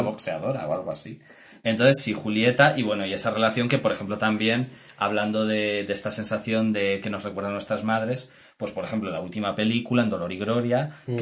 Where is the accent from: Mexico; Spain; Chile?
Spain; Mérida, Extremadura; yo soy de Extremadura, pero soy de Mérida